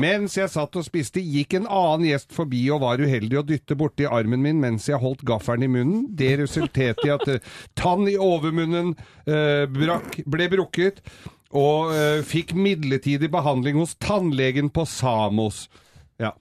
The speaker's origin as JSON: {"language": "Norwegian", "town": "Inderøy", "region": "Trøndelag", "country": "Norway", "said": "Jeg er fra Inderøya i Nord-Trøndelag"}